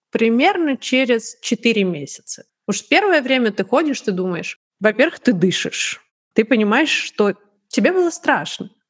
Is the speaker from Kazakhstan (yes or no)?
no; Tashkent, Uzbekistan; born there; also born or lived in Moscow; я же родилась не в Москве, я родилась в Ташкенте.